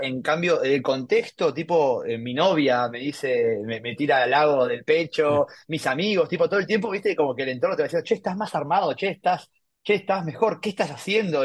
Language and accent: Spanish; Buenos Aires, Argentina; soy de Buenos Aires